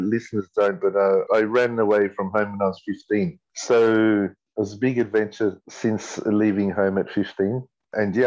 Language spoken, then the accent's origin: English; Sydney, New South Wales, Australia; I was born here in Sydney, Camperdown Children's Hospital. Grew up in Petersham, that's the inner west Sydney